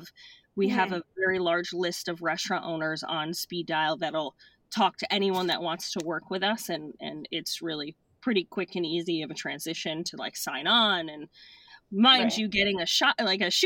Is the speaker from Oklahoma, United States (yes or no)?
no; Madison, Connecticut, United States; also born or lived in Clinton, Connecticut; I'm from Clinton, Madison, Connecticut